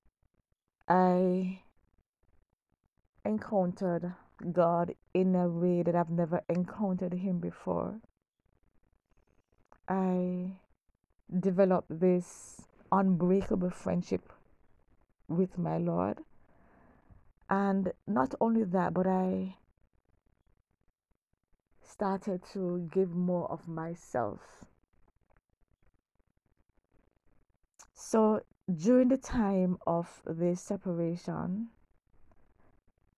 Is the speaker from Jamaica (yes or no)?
yes; Kingston, Jamaica; growing up in Kingston, Jamaica